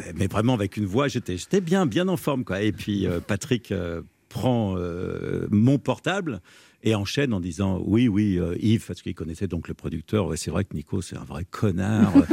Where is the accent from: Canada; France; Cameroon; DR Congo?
France; Sologne, Centre-Val de Loire; chez moi en Sologne, dans la ferme de mon grand-père